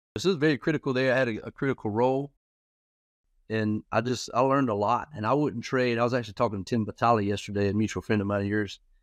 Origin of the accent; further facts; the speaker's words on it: Florence, South Carolina, United States; I'm actually from Florence, South Carolina